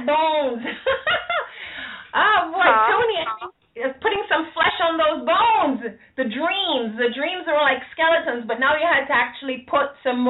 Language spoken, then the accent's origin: English; Jamaica; I'm Jamaican